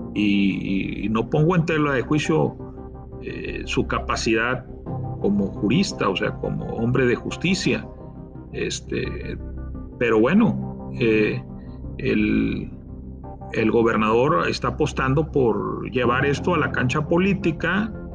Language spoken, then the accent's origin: Spanish; Tamaulipas, Mexico; como tamaulipeco